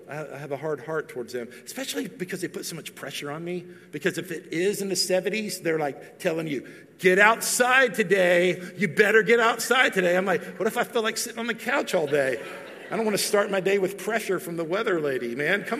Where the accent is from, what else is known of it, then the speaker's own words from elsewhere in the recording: Texas, United States; moved away as an adult; now in Tennessee, United States; I'm from Texas. I've still lived most of my life in Texas. Even though we're going to cross the threshold pretty soon here, where it will be more years in Tennessee than Texas